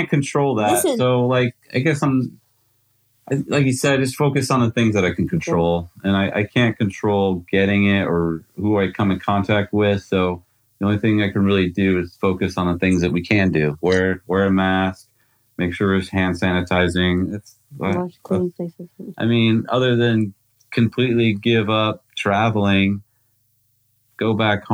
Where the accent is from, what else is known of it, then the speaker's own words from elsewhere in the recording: United States; as an American